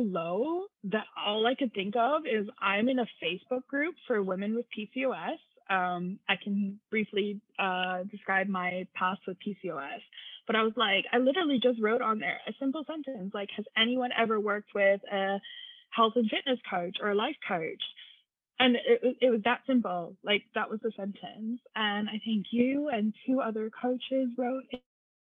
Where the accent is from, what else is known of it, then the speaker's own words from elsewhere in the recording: United States; now in Germany; I'm an American, but I live in Germany with my husband and two kids.